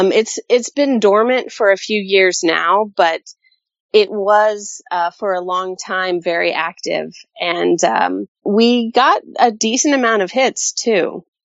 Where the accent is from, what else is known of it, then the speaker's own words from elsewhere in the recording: Colorado, United States; also born or lived in South Texas / California; I'm a Colorado kid at heart. That's where I was born. But I spent a lot of time in South Texas. And most of my time has been in California.